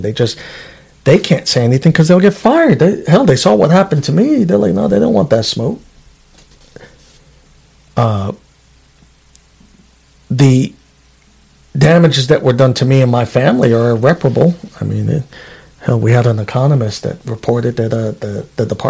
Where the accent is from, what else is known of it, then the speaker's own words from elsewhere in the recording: New York City, New York, United States; now in Alaska, United States; I'm from Queens, New York originally. I'm a New Yorkian.